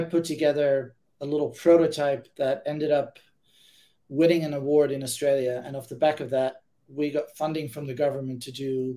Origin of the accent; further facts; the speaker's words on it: Ibiza, Balearic Islands, Spain; also born or lived in Amsterdam, Netherlands; now in Berkeley, United States; I'm originally from Amsterdam. That's where I was born. And I was raised in Ibiza, a little small island in the Mediterranean of Spain.